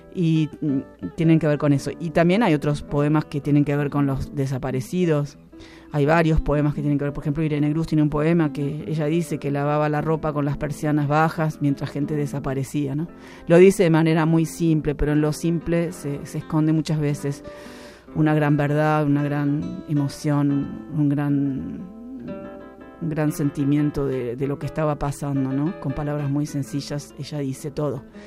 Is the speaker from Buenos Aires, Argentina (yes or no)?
yes; Buenos Aires, Argentina; Yo soy porteña